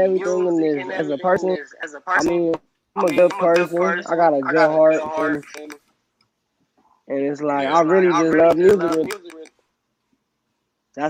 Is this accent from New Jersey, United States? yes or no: no; Gardena, California, United States; also born or lived in Compton / LA County; I was born in Gardena